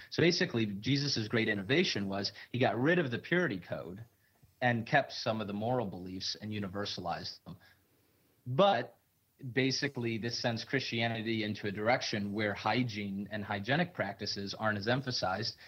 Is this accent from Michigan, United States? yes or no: yes; Michigan, United States; I'm from Michigan and tons of people hunt in Michigan.